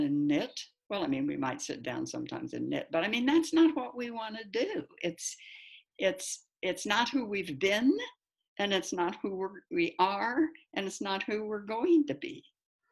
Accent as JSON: {"language": "English", "country": "United States", "also_born_or_lived": "United Kingdom", "said": "I was from the United States"}